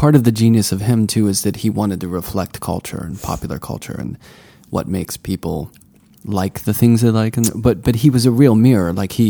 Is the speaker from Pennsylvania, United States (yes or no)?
yes; Pittsburgh, Pennsylvania, United States; I'm from Pittsburgh, and Warhol was always in my life.